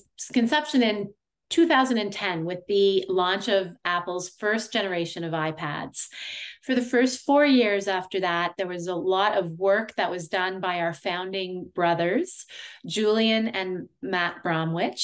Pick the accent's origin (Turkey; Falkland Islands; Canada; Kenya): Canada; also born or lived in Ottawa, Ontario; I am a Canadian audiologist who's been practicing for 23 years